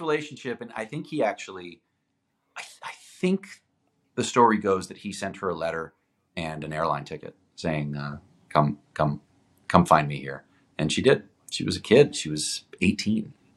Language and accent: English; Toronto, Ontario, Canada; first language Greek; English is a second language; also born or lived in Greece; I was I was uh, born in Toronto, but I spent uh, much of my life living in Greece, like probably six months a year until I was about eighteen